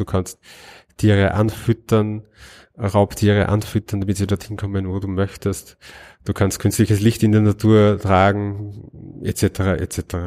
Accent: Linz, Upper Austria, Austria; Als Österreicher

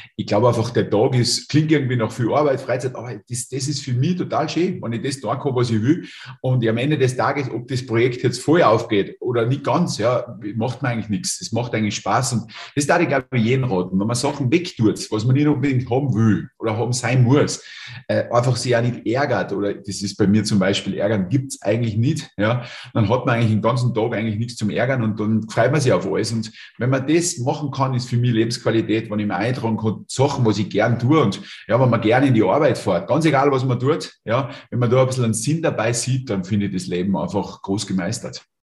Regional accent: Lungau, Salzburg, Austria; in meiner Heimat. Ja, direkt Luftlinie von mir da einen Kilometer. Ähm, Lungau ist jetzt nicht der Hotspot

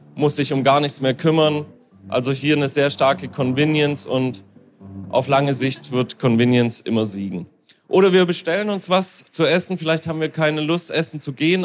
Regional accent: Hamburg, Germany; ich als Hamburger

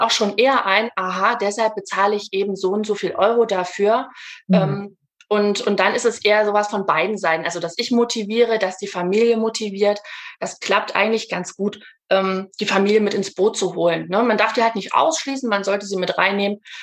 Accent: Leipzig, Saxony, Germany; ich komme aus Leipzig, bin gebürtige Leipzigerin, wohne auch noch hier

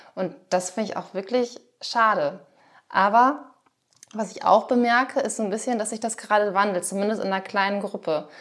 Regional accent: Schleswig-Holstein, Germany; moved away; ich komme ja aus Schleswig-Holstein

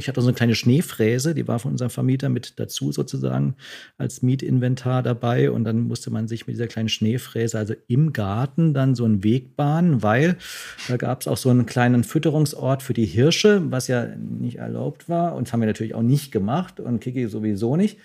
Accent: Freiburg, Baden-Württemberg, Germany; accent: Alemannic; moved away; ich komme jetzt auch aus Freiburg, da bin Alemannisch bin ich aufgewachsen

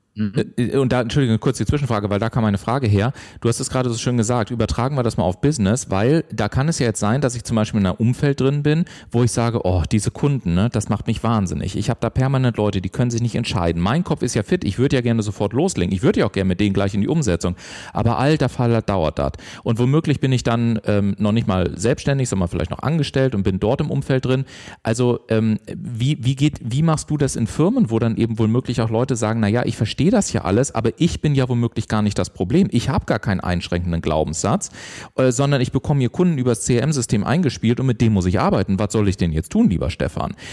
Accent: Southern Germany, Germany; ich komme ja aus dem Süden von Deutschland

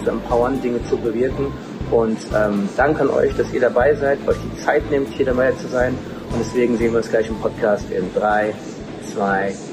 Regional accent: Frankfurt am Main, Hesse, Germany; wir sind hier in Frankfurt am Main, meiner Heimatstadt

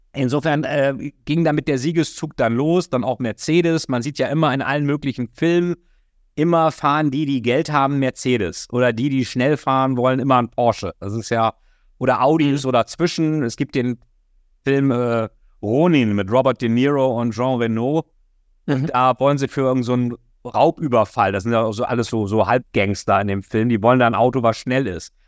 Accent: Germany; als Deutscher

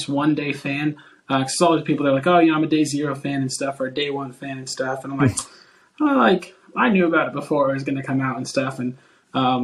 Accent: Oklahoma, United States; I'm a graphic designer from Oklahoma, United States

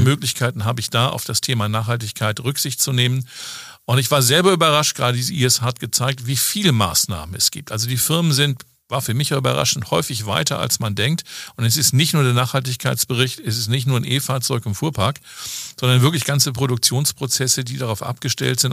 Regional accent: Hamburg, Germany; moved away as an adult; in meiner Heimatstadt. Ich komme aus Hamburg

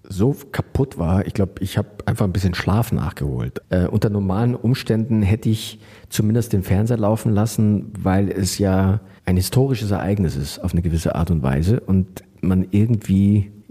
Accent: Munich, Bavaria, Germany; Also ich war es ja, ich bin ja Münchner

